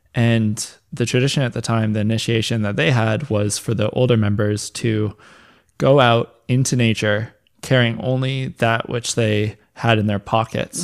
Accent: North Vancouver, British Columbia, Canada; the place I grew up in Lynn Valley, uh, British Columbia.

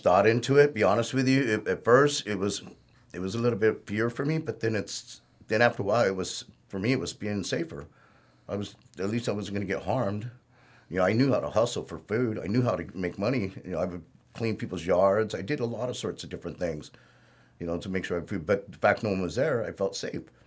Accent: Norwalk, California, United States; I was, uh, pretty much born and raised in Norwalk.

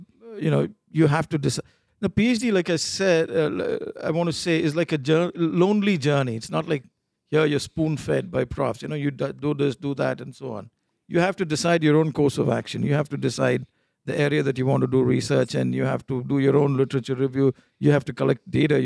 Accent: India; moved away; I'm from India, and there in India, after grade 12, everybody's gunning to do either an engineering degree

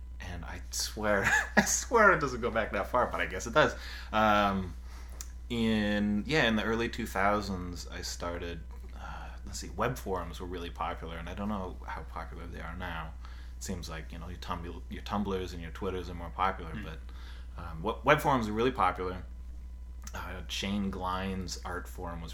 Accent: Richmond, British Columbia, Canada; also born or lived in California; Born and raised. Grew up in Richmond, went to high school there

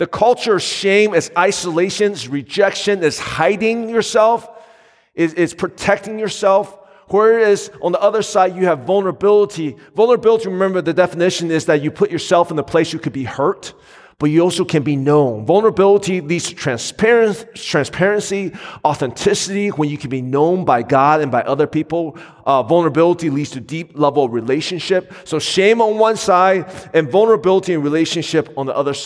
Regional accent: United States; my wife and I grew up in the Asian American community

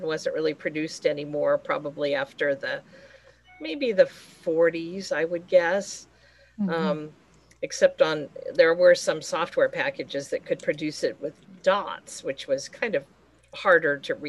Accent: Massachusetts, United States; I'm from Massachusetts. I live in Watertown, Massachusetts.

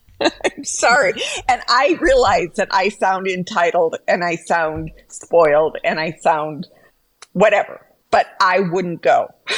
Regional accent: Alaska, United States; I grew up in Alaska.

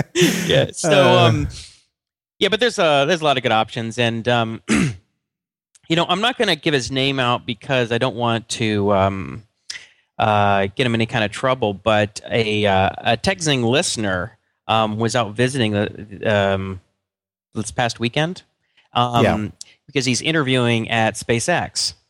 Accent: Atlanta, Georgia, United States; So one of my very best friends, Mitchell Gould, who I grew up with in Atlanta, I've talked about him.

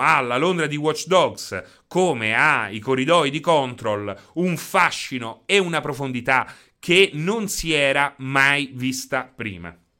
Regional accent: Chieti, Abruzzo, Italy; sono di Chieti

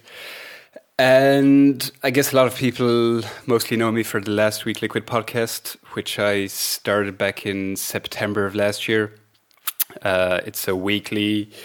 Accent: Belgium; now in Ireland; I'm from Belgium, but I live in Ireland at the moment.

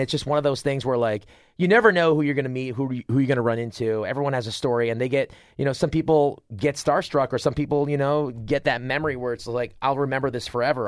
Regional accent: Rochester, New York, United States; I got to, uh, Rochester, which is about forty minutes away. My hometown's forty minutes from the college.

